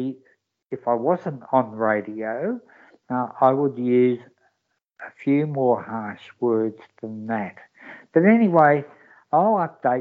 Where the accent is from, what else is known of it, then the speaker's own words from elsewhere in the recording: Melbourne, Victoria, Australia; I was brought up in Broadie, because I'm the boy from Broadmeadows, the real boy from Broadmeadows.